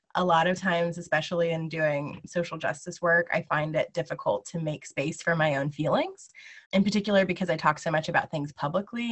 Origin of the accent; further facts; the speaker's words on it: Lawrence, Kansas, United States; I'm from Lawrence, Kansas.